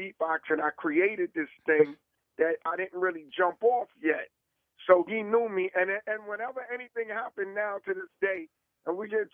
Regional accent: New York City, New York, United States; I was from Harlem

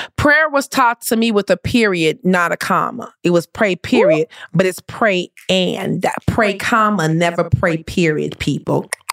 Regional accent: Compton, California, United States; I grew up in the hood. I grew up in Compton.

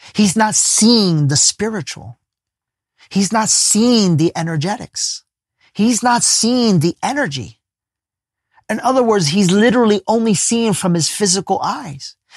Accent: Ecuador; we're both from Ecuador

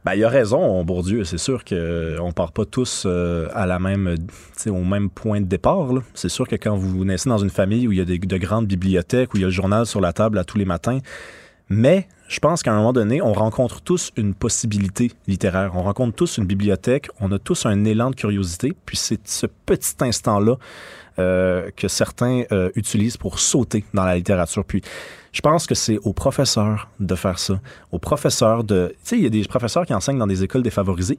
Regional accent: Montreal, Quebec, Canada; born or raised there

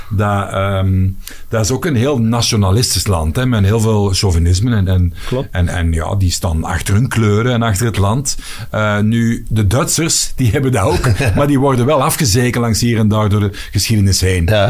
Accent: Flanders, Belgium

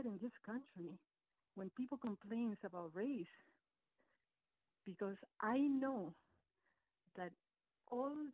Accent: Colombia; now in Washington, D.C., United States; I'm from Colombia

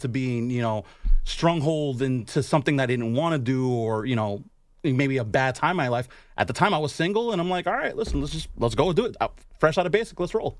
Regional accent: Chicago, Illinois, United States; I'm from Chicago.

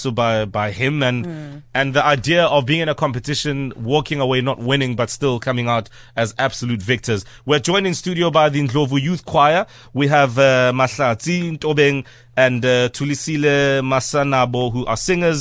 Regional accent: South Africa; being South African

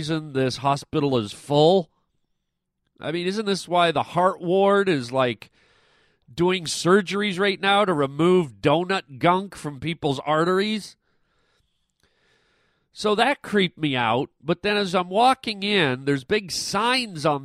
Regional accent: Canada; I'm Canadian

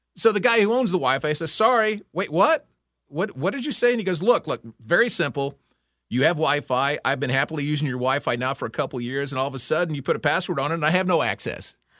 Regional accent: Texas, United States; moved away; I grew up in Texas

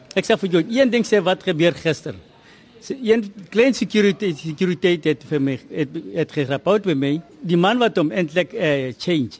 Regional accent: Kimberley, Northern Cape, South Africa; first language Tswana; Afrikaans is a second language; moved away as an adult; also born or lived in Transvaal; ek het groot geword in Kimberley.

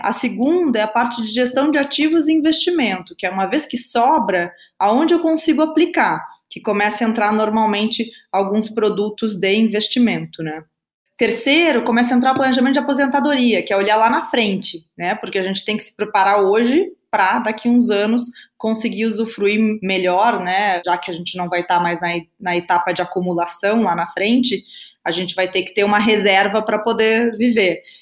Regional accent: Rio Grande do Sul, Brazil; accent: gaúcho; also born or lived in Brasília, Brazil; now in São Paulo, Brazil; sou gaúcha, né? O meu sotaque aí vocês vão ver, não vai, não vai negar. Eu nasci, aí, eu nasci em Brasília, na verdade, mas a minha família toda é gaúcha. Eu com dois anos já estava no Rio Grande do Sul

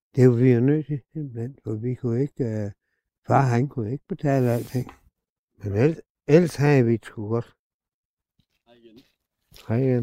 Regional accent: Solbjerg, Denmark; Jeg er født ude på Solbjerg Hevej. 202

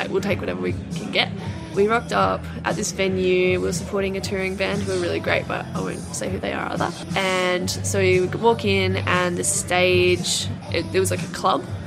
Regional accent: Albany, Western Australia, Australia; in a town called Albany, which is uh, like four or five hours south of Perth.

